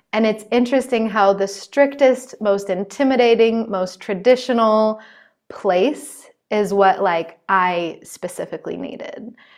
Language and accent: English; United States; I'm still an American